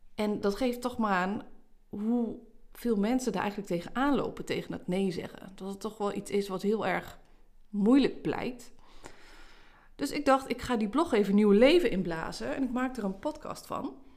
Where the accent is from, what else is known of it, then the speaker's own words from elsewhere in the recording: Haaksbergen, Overijssel, Netherlands; Zeker hier in Twente, hè, ik, ik kom uit Haaksbergen.